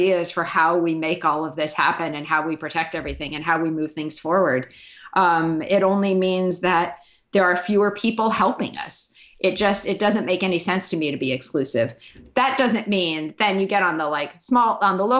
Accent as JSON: {"language": "English", "region": "Montana", "country": "United States", "moved": "yes", "said": "I'm from Montana."}